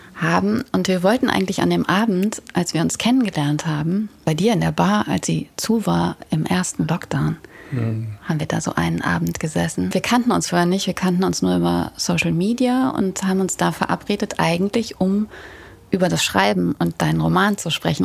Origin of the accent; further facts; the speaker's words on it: Ruhr area, North Rhine-Westphalia, Germany; Kommen wir doch beide aus dem Pott